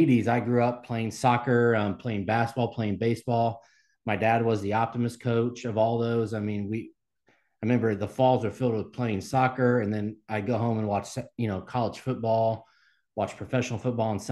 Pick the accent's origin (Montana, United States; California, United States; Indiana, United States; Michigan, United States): Indiana, United States; Mount Vernon School District, near Cumberland; I grew up in the Mount Vernon School District there on the east side.